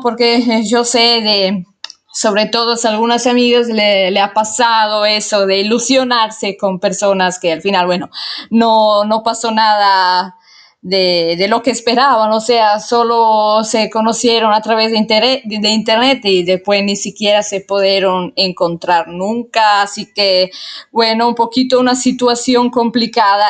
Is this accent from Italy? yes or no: yes; Italy; Spanish is a second language; Soy italiana, obviamente, como muchos de ustedes saben, y igual se dieron cuenta porque mi español no es perfecto para nada.